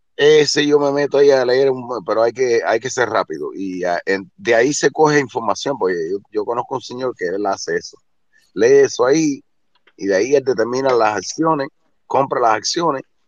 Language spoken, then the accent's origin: Spanish; Cuba; moved away as an adult; Yo salí hace 40 años de Cuba, llevo 35 en el norte